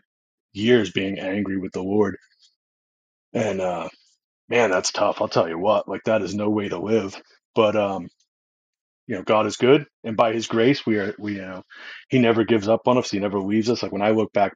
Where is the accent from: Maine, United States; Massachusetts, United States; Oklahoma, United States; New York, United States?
Massachusetts, United States; Boston; I was born and raised in Boston, Massachusetts